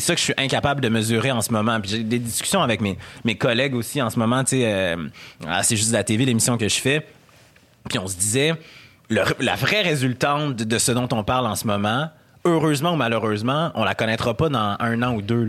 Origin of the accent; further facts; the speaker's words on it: Quebec City, Quebec, Canada; accent: Québécois; je viens de Québec, j'ai été élevé par des, par des Blancs, j'ai un accent quote, quote québécois, euh, j'ai été éduqué et élevé